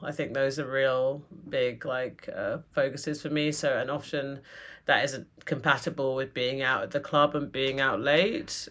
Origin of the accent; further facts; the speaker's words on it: London, United Kingdom; accent: British; moved away as an adult; now in New York, United States; growing up in London